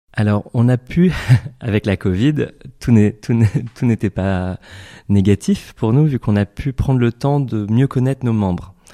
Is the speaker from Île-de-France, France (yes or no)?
yes; Paris, Île-de-France, France; moved away as an adult; also born or lived in Seattle / New York; now in Switzerland; je suis né en France, à Paris. J'ai fait mes études de pharmacie à Châtenay-Malabry